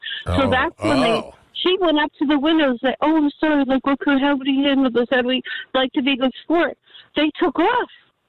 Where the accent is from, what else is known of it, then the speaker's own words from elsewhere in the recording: Toms River, New Jersey, United States; we grew up in Toms River, New Jersey.